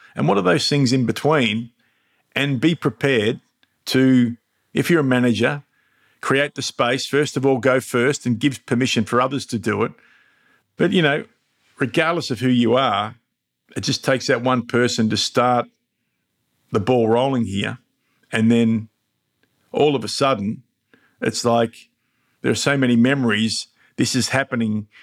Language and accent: English; Mildura, Victoria, Australia; now in Melbourne, Australia; my hometown of Mildura